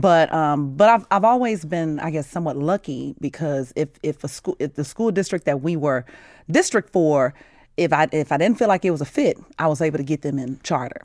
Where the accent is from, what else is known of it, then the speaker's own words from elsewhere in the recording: United States; also born or lived in Chicago, Illinois / Gary, Indiana; I grew up in Chicago and Gary